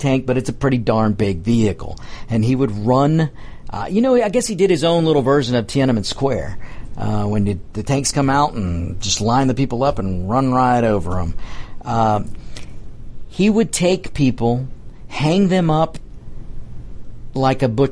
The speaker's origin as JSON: {"language": "English", "country": "United States", "said": "We are Americans"}